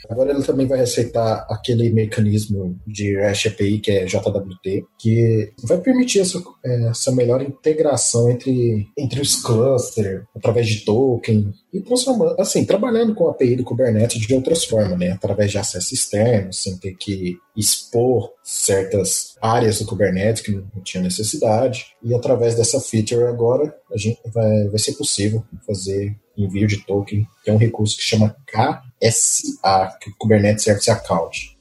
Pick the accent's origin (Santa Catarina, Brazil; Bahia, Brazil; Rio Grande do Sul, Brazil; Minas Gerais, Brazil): Minas Gerais, Brazil; Uberlândia; moved away as an adult; now in São Paulo, Brazil; eu sou mineiro, vim de Uberlândia, estou há cerca de um ano em São Paulo